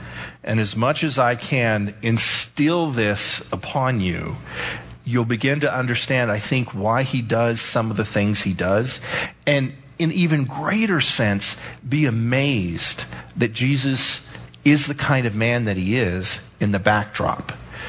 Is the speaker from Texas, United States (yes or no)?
yes; El Paso, Texas, United States; I grew up in El Paso. It was very safe. It really was. For, believe it or not, for a long time, we could leave our doors open. It was a farming community. Everybody grew cotton and irrigated.